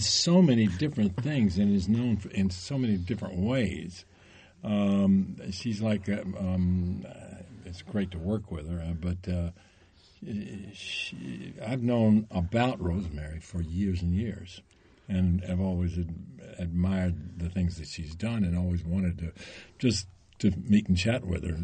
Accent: Tennessee, United States; I'm from Tennessee

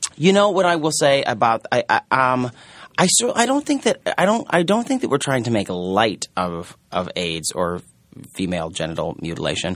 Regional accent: Omaha, Nebraska, United States; now in New York, United States; I'm from Omaha, Nebraska, which also has a, a rather large Mormon population

